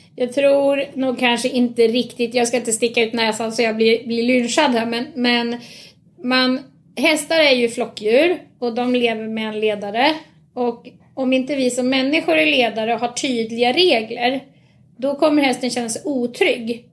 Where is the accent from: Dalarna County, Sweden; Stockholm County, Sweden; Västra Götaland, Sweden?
Stockholm County, Sweden; Nynäshamn; also born or lived in Ösmo; Då bodde jag här i Nynäshamn. Okay. Så jag är faktiskt uppväxt från början på Nynäshamns ridklubb